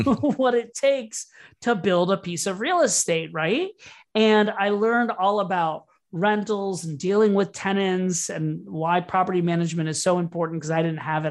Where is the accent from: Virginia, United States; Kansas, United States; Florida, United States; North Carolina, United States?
Florida, United States; Orlando; also born or lived in New York / Brooklyn; now in Miami, United States; I grew up in Orlando, Florida